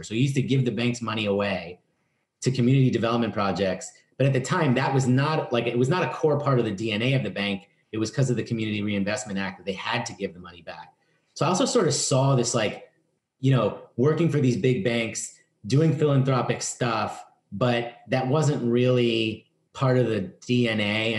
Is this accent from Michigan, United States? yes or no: no; New York City, New York, United States; I grew up in the East Village in New York